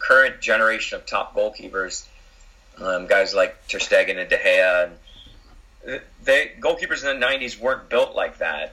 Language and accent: English; Florida, United States; moved away; also born or lived in United Kingdom; growing up in Florida, uh, I was an outfield player